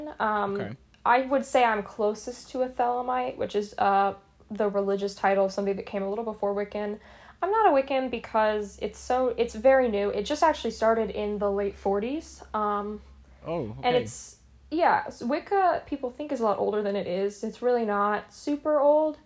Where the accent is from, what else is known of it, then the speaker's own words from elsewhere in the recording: Appalachia, United States; now in New York, United States; before I moved up to New York, I grew up in the Appalachian region of the US, which is pretty rural